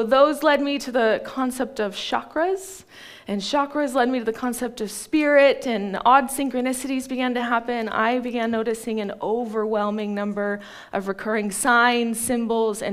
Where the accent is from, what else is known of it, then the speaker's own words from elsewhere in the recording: Ashland, Oregon, United States; now in Ashburton, New Zealand; I grew up in Ashland, Oregon